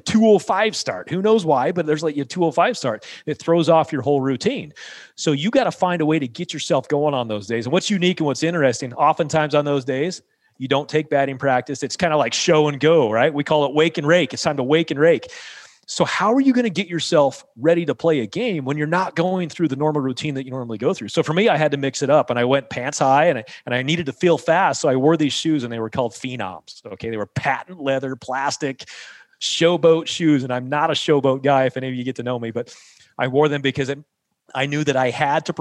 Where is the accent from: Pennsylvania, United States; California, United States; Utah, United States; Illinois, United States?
Utah, United States; St. George; in St. George here in my hometown